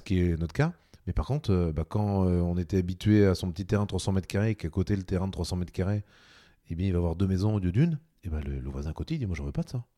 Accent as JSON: {"language": "French", "region": "Normandy", "country": "France", "said": "je suis un Normand, j'habite à Lançon"}